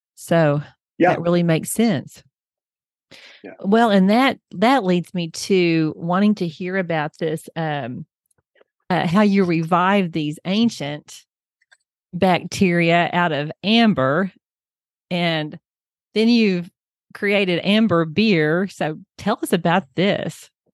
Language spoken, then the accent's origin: English; Oklahoma, United States; I'm from Oklahoma and we have lots of farmland here